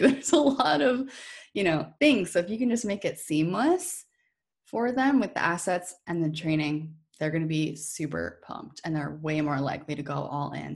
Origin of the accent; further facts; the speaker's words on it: New Hampshire, United States; moved away as an adult; now in Maine, United States; I actually grew up in New Hampshire, too